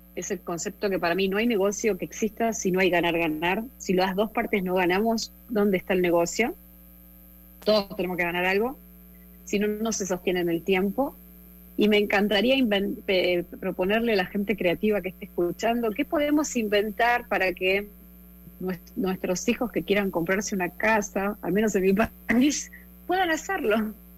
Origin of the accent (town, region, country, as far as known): Argentina; born or raised there